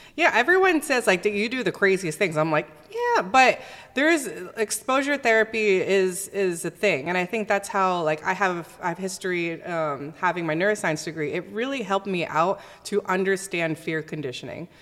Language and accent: English; Southern California, United States; I was born and raised here in Southern California